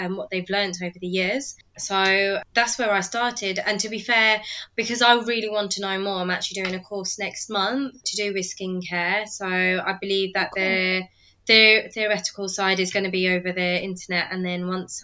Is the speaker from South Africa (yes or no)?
no; United Kingdom; accent: British; also born or lived in London; I'm British, as you can maybe tell from my accent. I currently live in London